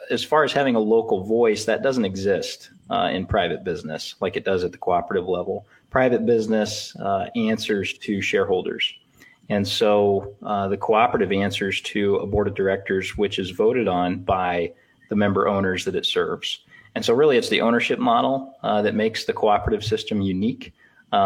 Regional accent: Elgin, Nebraska, United States; also born or lived in Lincoln, Nebraska; I'm a Northeast Nebraska farm kid. I grew up in Elgin, Nebraska, southern Antelope County

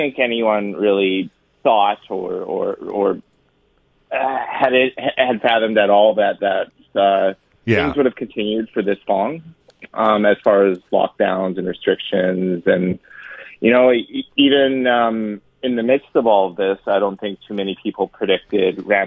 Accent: Edmonton, Alberta, Canada; I grew up in Northeast Edmonton

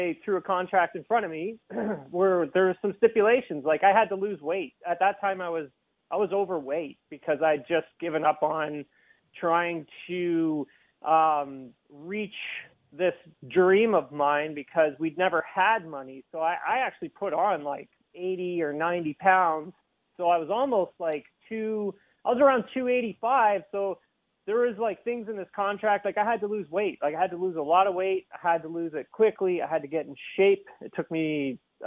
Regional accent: Keene, Ontario, Canada; I grew up in Peterborough. Well, actually, technically, I grew up in Keene, which is located outside of Peterborough.

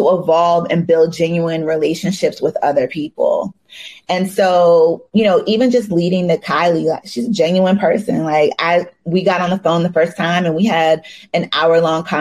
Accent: Maryland, United States; I'm from Maryland

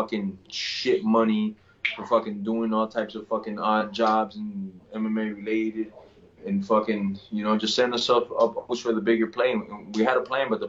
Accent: Miami, Florida, United States; I'm from Dade County, I'm from Miami

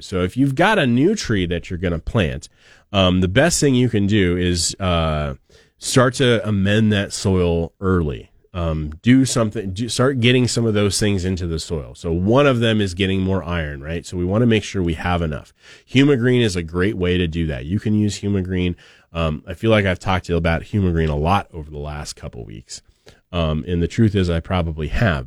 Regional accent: Oregon, United States; now in Idaho, United States; I have fond memories of maples growing up in Oregon

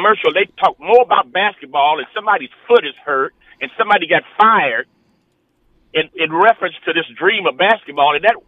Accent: Los Angeles, California, United States; I'm 73 years old. Yeah. I grew up in Watts, and I watched this neighborhood go from a predominantly white neighborhood we was like one of three families black that lived on 105th Street.

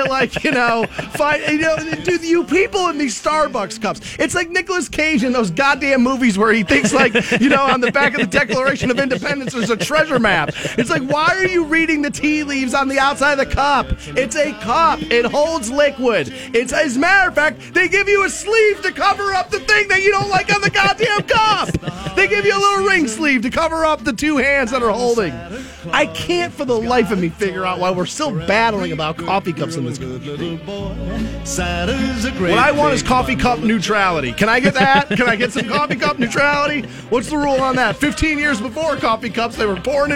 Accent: Aurora, Ohio, United States; also born or lived in Twinsburg, Ohio; I grew up in Aurora Shores

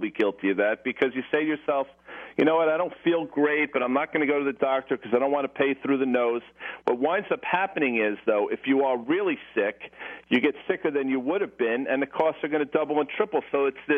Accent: Morristown, New Jersey, United States; I'm from Morristown, New Jersey

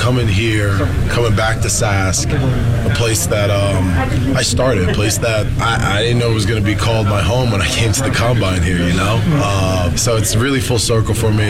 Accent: Florida, United States; moved away as an adult; also born or lived in North Jersey / Regina; now in Toronto, Canada; I was raised in Florida

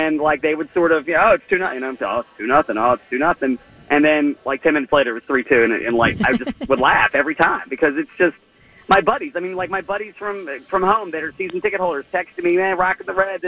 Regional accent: Washington, District of Columbia, United States; born or raised there

